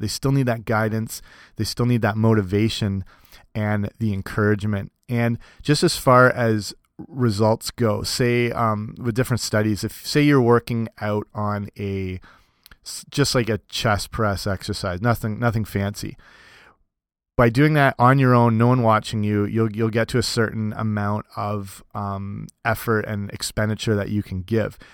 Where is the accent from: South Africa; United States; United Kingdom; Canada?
Canada; also born or lived in Cambridge, Ontario; in my hometown here in, in Canada, I work for some bigger clubs